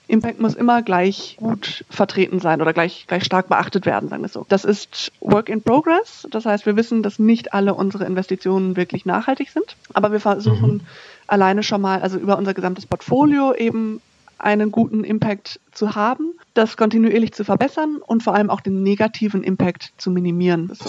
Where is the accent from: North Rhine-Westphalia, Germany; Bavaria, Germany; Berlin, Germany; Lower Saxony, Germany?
North Rhine-Westphalia, Germany; moved away; Ich komme aus Nordrhein-Westfalen ursprünglich